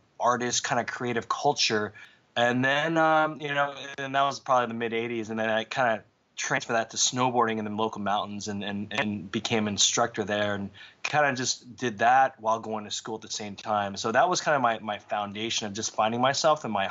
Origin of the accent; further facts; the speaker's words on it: Southern California, United States; when I grew up in Southern California, my whole culture was based upon skateboarding